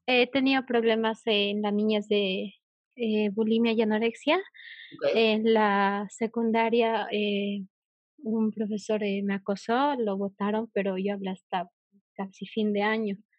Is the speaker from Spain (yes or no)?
no; Bolivia; yo eh, de Bolivia